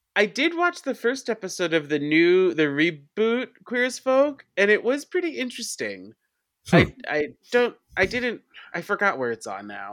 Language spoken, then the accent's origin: English; Long Island, New York, United States; now in New York City, United States; I grew up on Long Island.